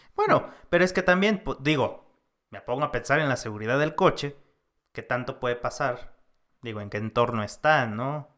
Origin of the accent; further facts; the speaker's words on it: Mexico; also born or lived in San Cristóbal; nosotros como mexicanos